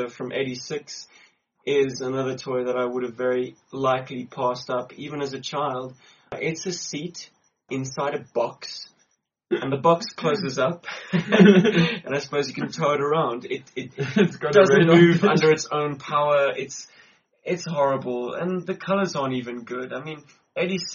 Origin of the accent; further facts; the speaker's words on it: Cape Town, Western Cape, South Africa; now in Johannesburg, South Africa; back in my hometown, which is Cape Town